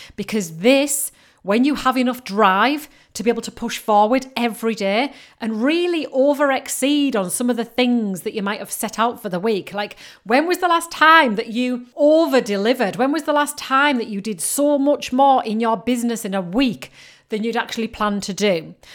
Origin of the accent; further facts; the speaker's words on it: Yorkshire and the Humber, United Kingdom; I'm from Yorkshire